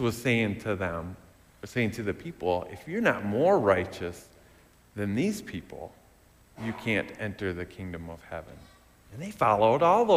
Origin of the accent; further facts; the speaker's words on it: West Michigan, United States; growing up in West Michigan